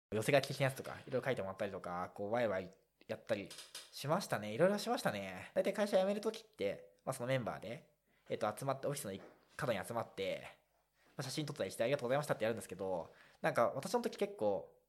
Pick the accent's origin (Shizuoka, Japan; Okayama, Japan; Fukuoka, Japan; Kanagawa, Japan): Shizuoka, Japan; moved away; 実家は静岡だからです